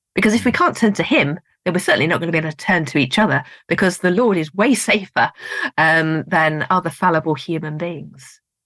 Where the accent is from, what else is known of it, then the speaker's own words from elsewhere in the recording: United Kingdom; I'm being very British